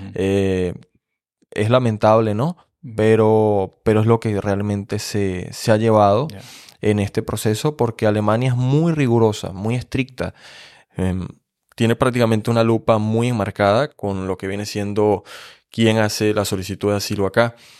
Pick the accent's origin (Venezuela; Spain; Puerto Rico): Venezuela; moved away as an adult; now in Germany; en mi país, que es un país político, hay que describir Venezuela como un país político